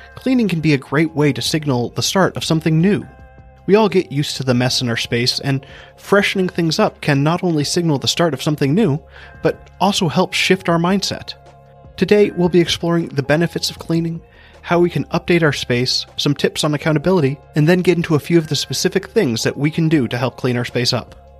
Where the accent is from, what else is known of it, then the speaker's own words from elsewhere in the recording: Hawaii, United States; I grew up in Hawaii